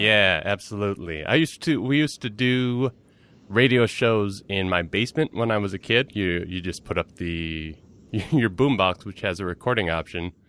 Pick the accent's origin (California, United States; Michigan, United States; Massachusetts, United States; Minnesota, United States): Minnesota, United States; Minneapolis; I am a comedian from Minneapolis, Minnesota